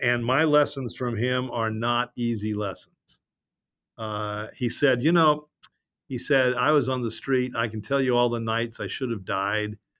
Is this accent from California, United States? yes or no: yes; Los Angeles, California, United States; I'm from Los Angeles